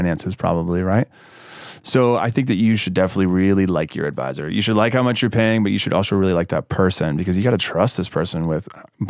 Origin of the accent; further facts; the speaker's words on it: Mississippi, United States; now in Brooklyn, United States; I live in Williamsburg, Brooklyn, and I'm from Mississippi